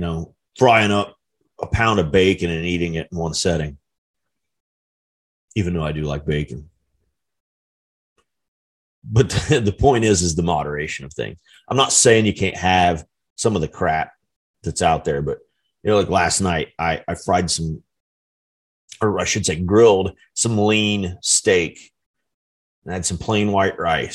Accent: United States; as an American citizen

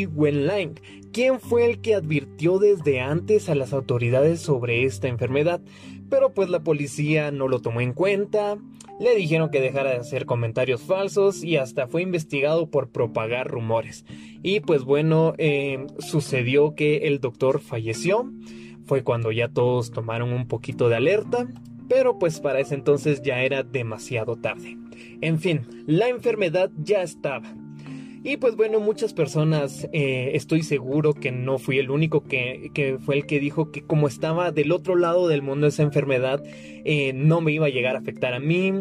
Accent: Guatemala; yo soy de Guatemala

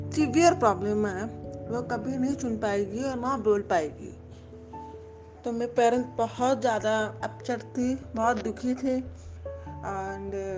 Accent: Muzaffarnagar, Uttar Pradesh, India; मैं मुजफ्फरनगर से बिलोंग करती हूँ

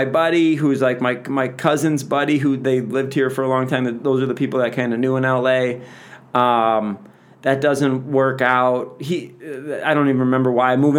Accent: Chicago, Illinois, United States; moved away as an adult; also born or lived in North Hollywood; now in Los Angeles, United States; I'm like 23, 24, and I'm from Chicago

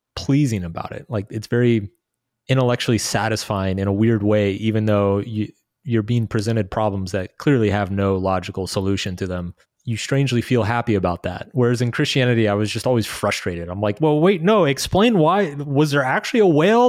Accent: United States; moved away as an adult; also born or lived in Brazil / Latin America; growing up in the States

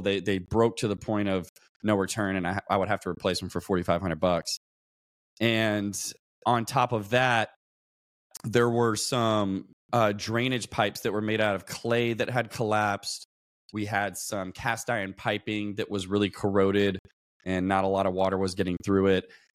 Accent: Louisville, Kentucky, United States; moved away as an adult; now in San Diego, United States; I grew up in Louisville, Kentucky. Um, came out to San Diego, California, where I'm at now, in about two thousand eleven, because I joined the Navy

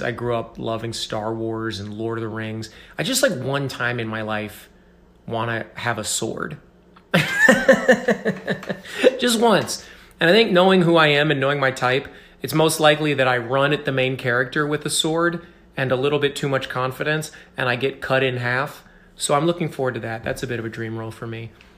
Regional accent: Mount Vernon, Iowa, United States; moved away as an adult; also born or lived in Ames, Iowa / New York City; I grew up in, uh, in Mount Vernon, Iowa, a tiny little town.

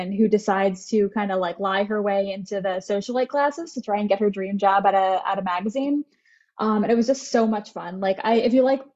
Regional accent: New Jersey, United States; I am from New Jersey

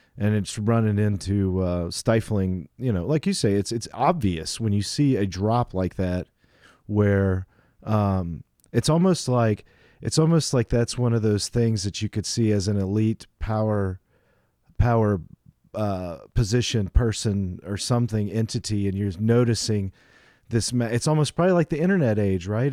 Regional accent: United States; being an American

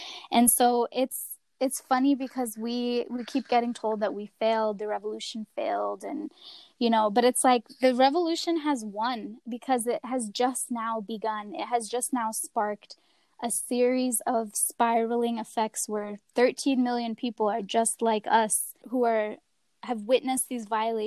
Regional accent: the South, United States; especially growing up in the South

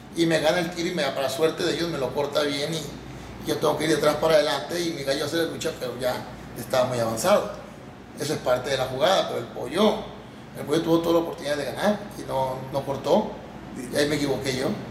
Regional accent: Mazatlán, Sinaloa, Mexico; De aquí de Mazatlán, de Mazatlán, Sinaloa. Nacido y criado

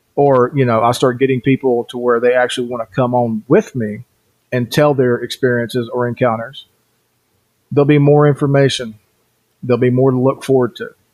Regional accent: Cherokee Reservation, Swain County, North Carolina, United States; also born or lived in southeast Idaho; now in Idaho, United States; I was born and raised on the Cherokee Reservation in North Carolina, and that's in Swain County for those of you who know

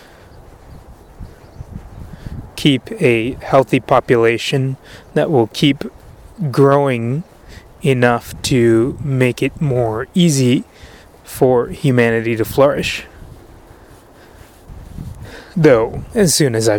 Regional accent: United States; as an American

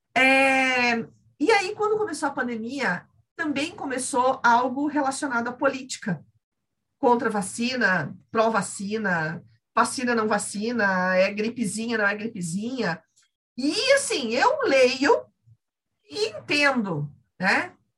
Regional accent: Santa Catarina, Brazil; eu sou aqui de Santa Catarina

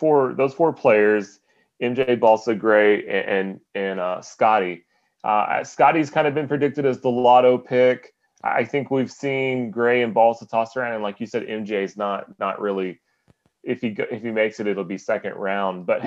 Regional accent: Kentucky, United States; growing up in Kentucky

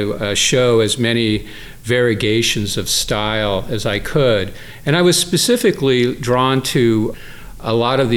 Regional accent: Southern California, United States; a person growing up in Southern California

